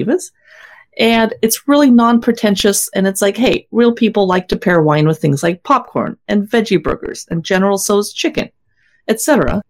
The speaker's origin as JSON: {"language": "English", "region": "Washington", "country": "United States", "said": "we are from Washington"}